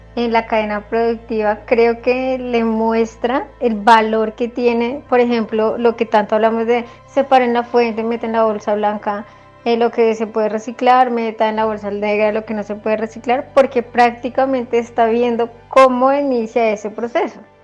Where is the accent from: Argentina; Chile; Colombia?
Colombia; nosotros como colombianos